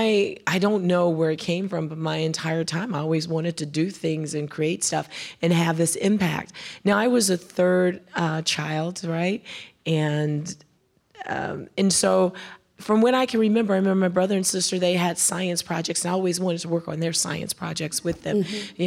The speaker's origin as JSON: {"language": "English", "town": "Chicago", "region": "Illinois", "country": "United States", "tie": "born or raised there", "also_born_or_lived": "Decatur, Alabama", "said": "I was born in Decatur, Alabama, but we left Decatur when I was 3 years old and we moved to Chicago"}